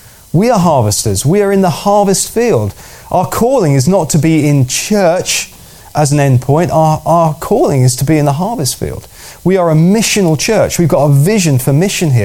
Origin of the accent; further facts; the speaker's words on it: United Kingdom; as British